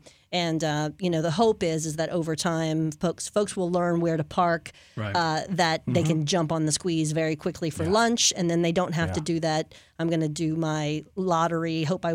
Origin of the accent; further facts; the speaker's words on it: New Orleans, Louisiana, United States; also born or lived in Hammond; And I grew up in New Orleans, and then I moved later in adolescence, moved to a town called Hammond.